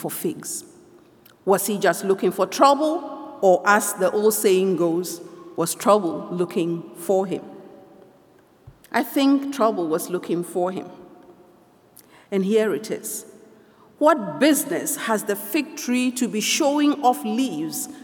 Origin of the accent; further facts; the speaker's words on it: Ghana; now in Toronto, Canada; I come from Ghana